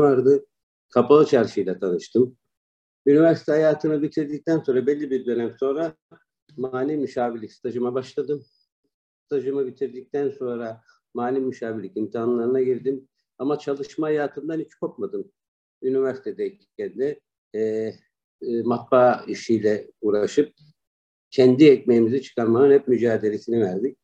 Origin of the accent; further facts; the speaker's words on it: Istanbul, Turkey; moved away as an adult; also born or lived in Malatya; now in China; 1971 İstanbul doğumluyum. Aslen Malatyalıyım öğrenim hayatımı İstanbul'da tamamladım.